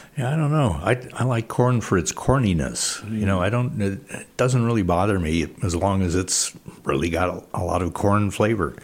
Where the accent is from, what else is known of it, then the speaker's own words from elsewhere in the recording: Illinois, United States; moved away; I grew up in Illinois, great corn in Illinois